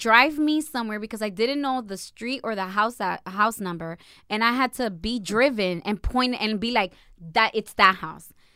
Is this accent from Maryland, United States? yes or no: no; Perth Amboy, New Jersey, United States; I was born and raised in a branch of Dominican Republic, which is called Berthamboy